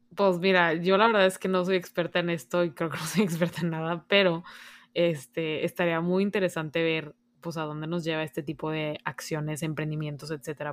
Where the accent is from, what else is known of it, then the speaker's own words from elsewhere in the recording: Monterrey, Nuevo León, Mexico; tú y yo que somos aquí de Monterrey